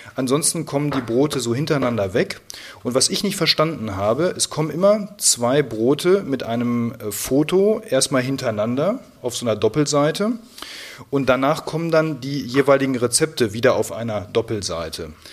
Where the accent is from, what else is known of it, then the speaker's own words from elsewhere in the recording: Siegen, North Rhine-Westphalia, Germany; Ich bin ja schließlich in Siegen geboren